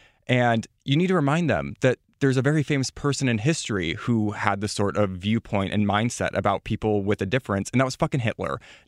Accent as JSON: {"language": "English", "region": "Midwest", "country": "United States", "said": "And I come from the Midwest, so I'm in the same position as you are"}